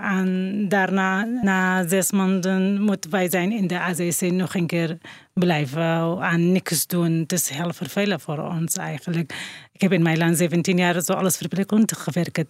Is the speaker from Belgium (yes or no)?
no; northern Iraq, Iraq; Dutch is a second language; moved away as an adult; now in Netherlands; ik kom uit Noord-Irak